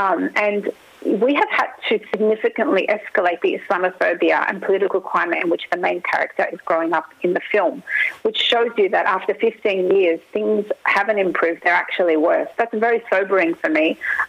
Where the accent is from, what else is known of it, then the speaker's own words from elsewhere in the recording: Australia; when I was growing up in the 90s, you know, and in the 80s, that I didn't experience marginalisation